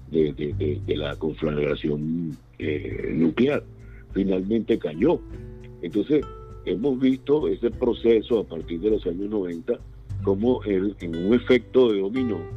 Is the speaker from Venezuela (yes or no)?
yes; Venezuela; moved away; Y finalmente yo este, salí de Venezuela hace muchos años, cuando preví que la situación iba a ir de mal en peor.